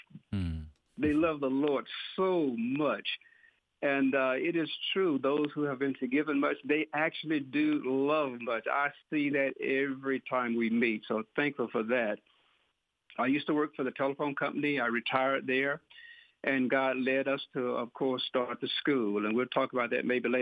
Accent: Pearl, Mississippi, United States; moved away as an adult; now in Indianola, United States; I was born in Rankin County, Pearl, Mississippi, and I grew up there, raised by a godly family

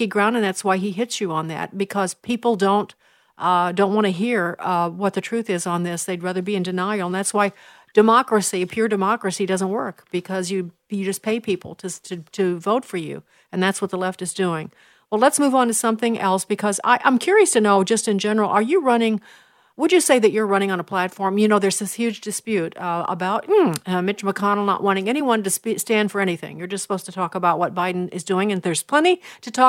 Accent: Chicago, Illinois, United States; I'm a Chicagoan

